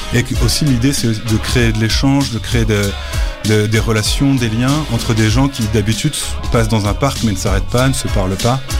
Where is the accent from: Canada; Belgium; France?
Belgium; Brussels, Brussels-Capital Region; je viens de Bruxelles 1000, euh, du centre de ville de Bruxelles